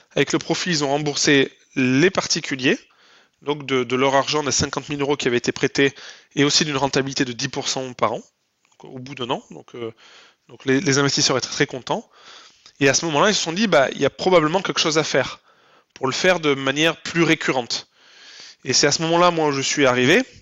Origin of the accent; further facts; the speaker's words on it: Lot, Occitania, France; moved away as an adult; also born or lived in Paris, France; now in Toulouse, France; je suis originaire du Lot